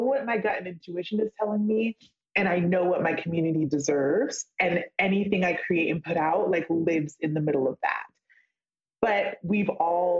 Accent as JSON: {"language": "English", "region": "California", "country": "United States", "tie": "born or raised there", "said": "I grew up in California"}